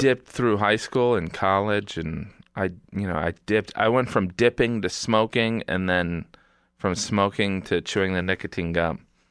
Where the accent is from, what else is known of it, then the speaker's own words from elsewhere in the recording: Indiana, United States; moved away; from Indiana